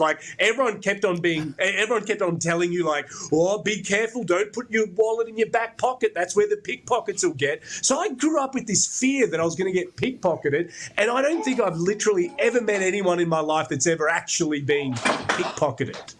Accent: Brisbane, Queensland, Australia; I grew up in Brisbane

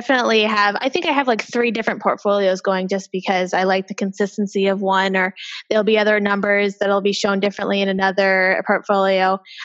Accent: Seattle, Washington, United States; I am originally from Seattle, Washington.

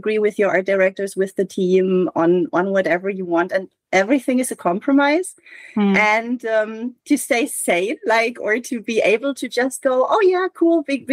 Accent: Hamburg, Germany; I'm from Hamburg and I reference my hometown

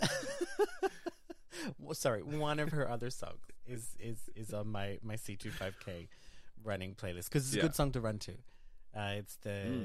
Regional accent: Brisbane, Queensland, Australia; also born or lived in Iceland; now in France; I grew up in Australia, in Brisbane, Australia, with Geordie parents

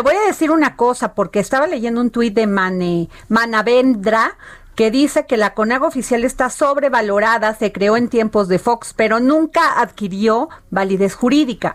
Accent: Veracruz, Mexico; moved away; en mi pueblo, cuando haces así como que vas de, un lado a otro, se llama eh, robalear, allá en Veracruz

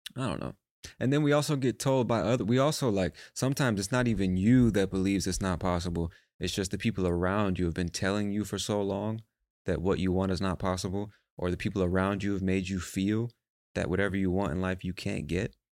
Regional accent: United States; I'm American

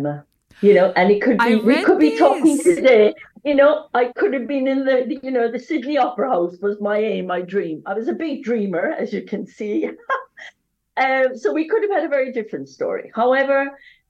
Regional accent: West Cork, Munster, Ireland; accent: Irish; moved away as an adult; I come from a small town in Ireland, as you can hear my accent, I'm Irish.

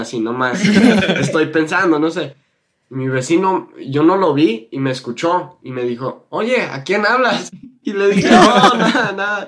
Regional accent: United States; Spanish is a second language; now in California, United States; Yo soy un gringo y aprendí el español en la preparatoria hace siete años

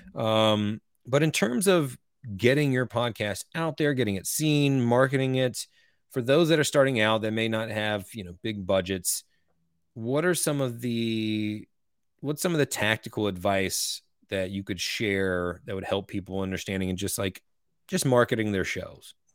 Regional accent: Eastern North Carolina, United States

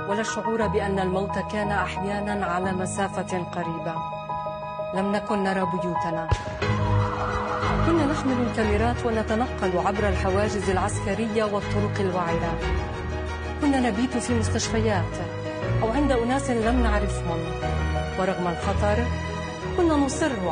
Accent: Jerusalem, Palestine; انا بنت القدس

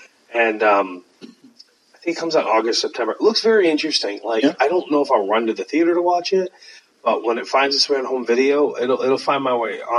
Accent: United Kingdom; One is such an arrogant prick because we're British.

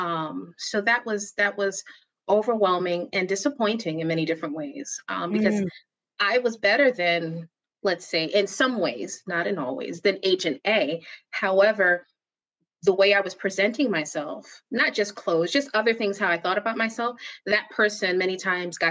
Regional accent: New York City, New York, United States; now in New Jersey, United States; I am from Brooklyn, New York, and I live in New Jersey. Proud New Yorker.

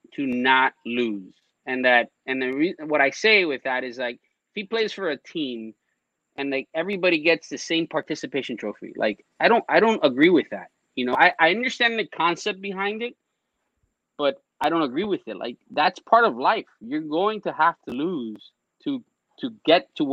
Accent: Westchester, Florida, United States; I grew up in Westchester

